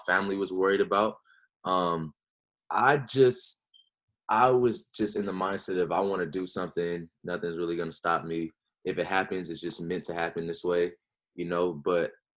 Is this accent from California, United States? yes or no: yes; Los Angeles, California, United States; moved away as an adult; now in South Carolina, United States; growing up in Los Angeles, the basketball culture is similar to like New York